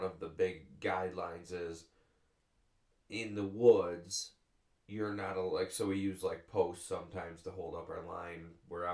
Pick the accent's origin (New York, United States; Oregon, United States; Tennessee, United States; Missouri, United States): New York, United States; Western; I'm a farmer from Western New York, and we raise black Angus cattle, and we've been making syrup since 1908